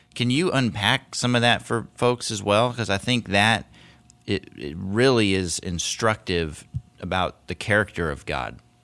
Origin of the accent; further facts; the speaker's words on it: Seattle, Washington, United States; I grew up in Seattle